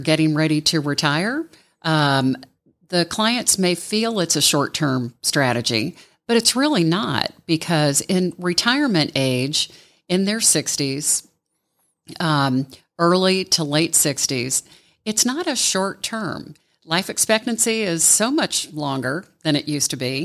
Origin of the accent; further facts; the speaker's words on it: Ohio, United States; now in Atlanta, United States; I grew up in Ohio. I moved to Atlanta in nineteen eighty